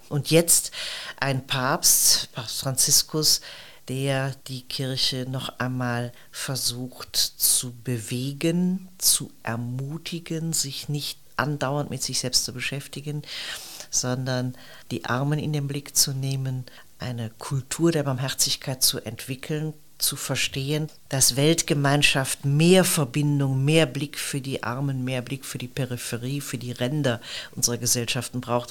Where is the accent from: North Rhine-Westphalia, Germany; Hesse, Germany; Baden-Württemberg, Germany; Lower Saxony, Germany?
North Rhine-Westphalia, Germany; Neuss; Ich bin Rheinländerin, in Neuss aufgewachsen, eine Stadt etwa 30 Kilometer von Köln.